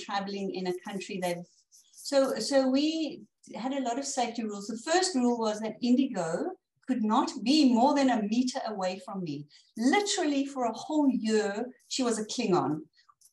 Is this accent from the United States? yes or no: no; South Africa; as a South African from the African savannas